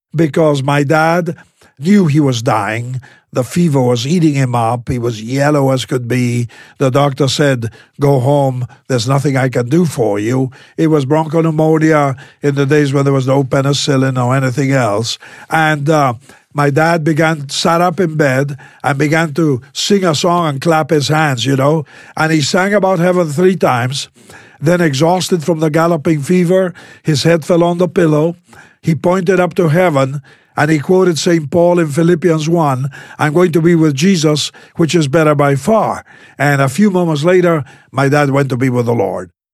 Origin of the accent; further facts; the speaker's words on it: Buenos Aires, Argentina; I was born in South America. The southernmost country in South America is Argentina, and I was born in, uh, in the capital city